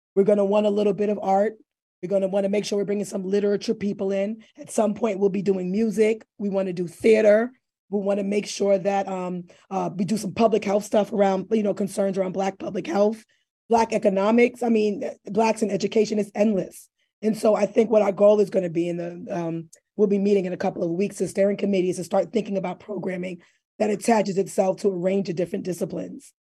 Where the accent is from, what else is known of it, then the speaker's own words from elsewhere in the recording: New York City, New York, United States; I'm not from New Haven, but I'm from the Bronx. I'm a hood girl